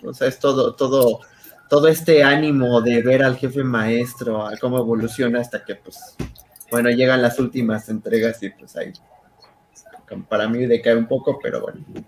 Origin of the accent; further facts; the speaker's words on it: Mexico; como buen mexicano